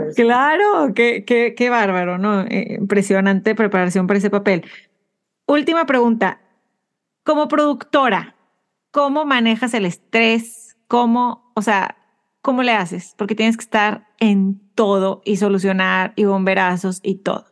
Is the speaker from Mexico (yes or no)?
yes; Mexico; Como mexicana, mujer comunicóloga